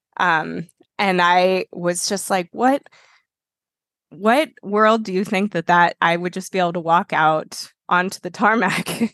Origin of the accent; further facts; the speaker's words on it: Boulder, Colorado, United States; moved away as an adult; I grew up in Boulder